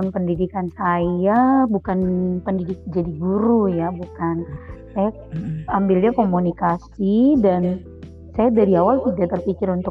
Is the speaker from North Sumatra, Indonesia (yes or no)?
yes; North Sumatra, Indonesia; Saya berasal dari Indonesia bagian